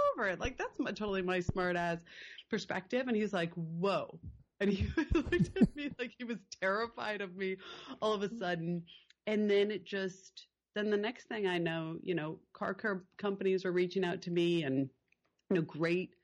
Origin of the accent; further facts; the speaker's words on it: Connecticut, United States; now in Topanga, United States; growing up in Connecticut.